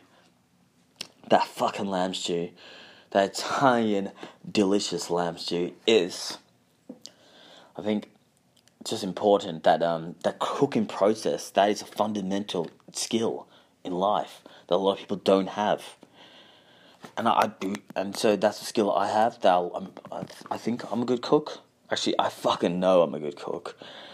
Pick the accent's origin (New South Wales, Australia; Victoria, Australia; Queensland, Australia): Victoria, Australia; Balaclava; I remember where I grew up in Balaclava